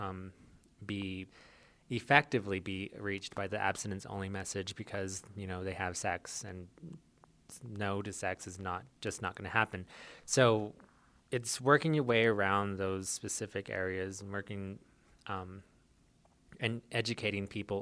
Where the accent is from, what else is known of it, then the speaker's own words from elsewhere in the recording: Navajo Nation, United States; moved away; being Native American myself, I'm Navajo